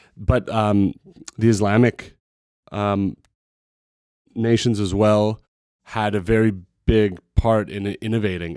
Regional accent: Canada; also born or lived in Montreal; now in Vancouver, Canada; as a Canadian musician

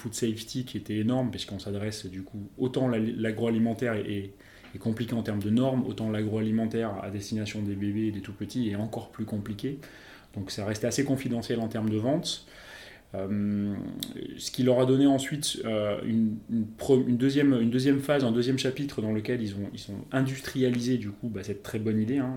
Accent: Bordeaux, Nouvelle-Aquitaine, France; Je suis originaire de Bordeaux, exactement.

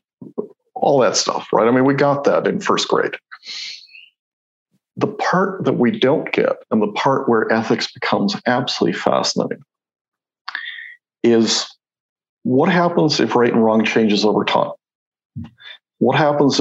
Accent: Mexico; moved away; So I grew up in Mexico

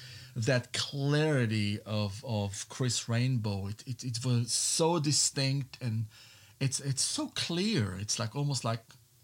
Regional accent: Israel; moved away as an adult; also born or lived in California / New York / Nashville; now in Elizabethtown, United States; I moved to the U.S. from Israel in 1997. I was born in Israel. So, and I moved to California and I went to the Musician Institute for music. So, you know, I lived there for about almost 6 years. Then I lived in New York

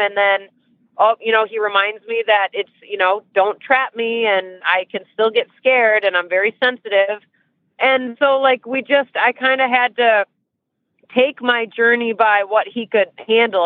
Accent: Michigan, United States; moved away as an adult; now in Ocala, United States; I live in Ocala, Florida now. Um, I've lived here for almost 14 years. I can't believe it's been that long, but almost 14 years I've been in Ocala. I'm from Michigan.

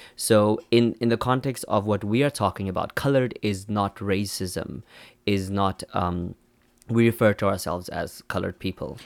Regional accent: Namibia; also born or lived in South Africa; now in Seoul, South Korea; we're South African, Namibian, Kim is South African, I'm Namibian, I'm also South African

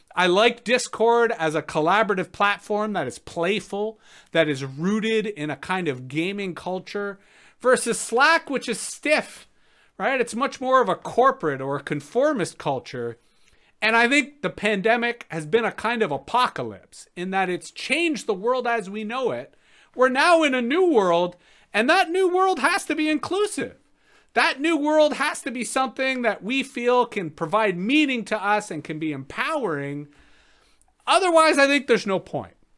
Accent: Toronto, Ontario, Canada; moved away as an adult; now in Ottawa Valley, Canada; I grew up in Toronto, spent most of my time in Toronto.

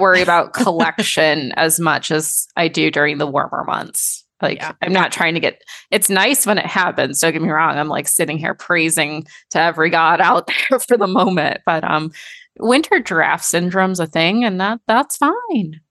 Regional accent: Michigan, United States; I'm from Michigan

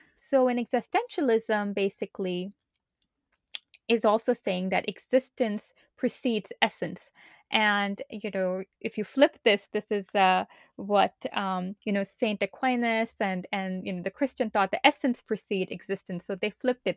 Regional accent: Pakistan; moved away as an adult; now in United States; I'm originally from Pakistan and moved to the United States for college back in two thousand two.

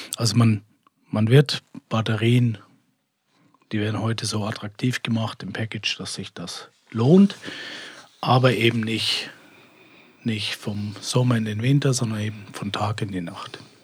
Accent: Switzerland; bei uns in der Schweiz

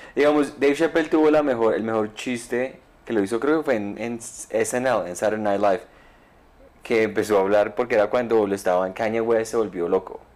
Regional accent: Colombia; como colombiano

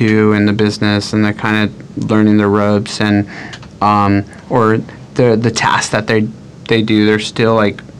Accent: Monterey Park, California, United States; also born or lived in Burbank / Hawaii; I grew up in the San Gabriel Valley, which I grew up in a city called Monterey Park

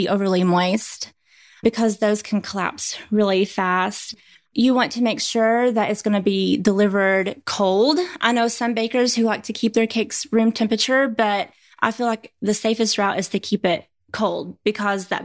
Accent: Rockwood, Tennessee, United States; now in Clarksville, United States; I'm from East Tennessee.

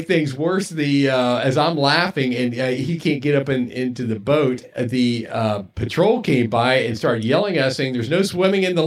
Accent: Cincinnati, Ohio, United States; now in Venice, United States; I'm from the Ohio region originally

